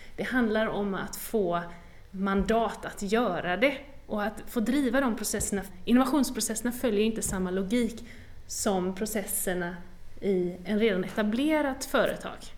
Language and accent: Swedish; western Sweden, Sweden; Jag kommer ju från västra Sverige